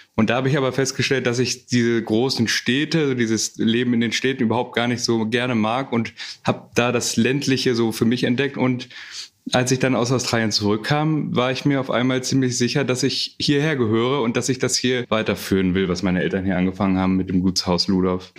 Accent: Mecklenburg-Vorpommern, Germany; also born or lived in Hamburg; ich bin dann schon in Hamburg geboren und dann mit vier Jahren hierher umgezogen nach Mecklenburg. Also ich würde mich schon als Mecklenburger bezeichnen, da ich aufgewachsen bin

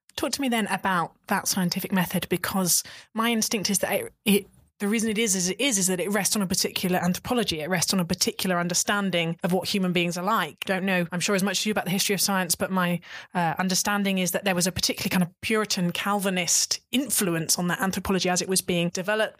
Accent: United Kingdom; as a British person

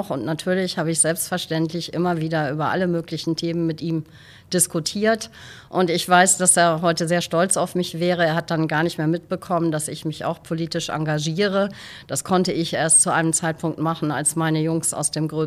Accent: Westerland, Schleswig-Holstein, Germany; moved away as an adult; also born or lived in California; now in Husum, Germany; Ich bin in Westerland auf Sylt geboren

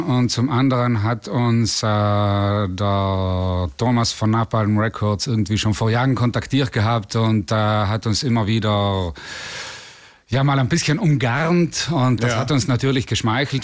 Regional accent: South Tyrol, Trentino-Alto Adige, Italy; wir kommen ja aus Südtirol, also aus Italien

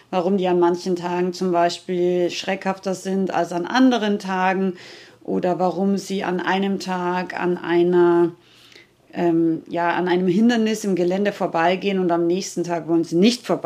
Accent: Rauris, Salzburg, Austria; ich komme ja aus Österreich, aus den schönen österreichischen Bergen, Nationalpark Hohe Tauern in Rauris, also Salzburger Gebirge.

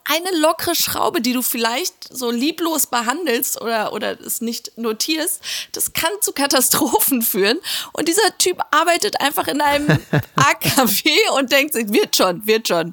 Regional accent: Hagen, North Rhine-Westphalia, Germany; in meiner Heimatstadt Hagen

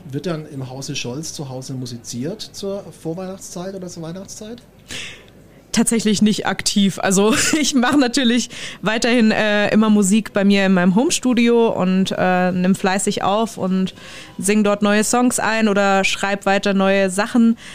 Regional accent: Steißlingen, Baden-Württemberg, Germany; das ist ähm, in meinem Heimatdorf, also in Steißlingen

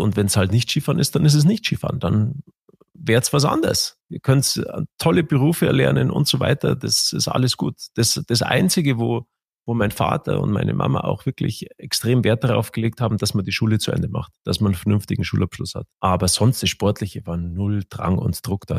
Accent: Garmisch-Partenkirchen, Bavaria, Germany; bei uns in Garmisch

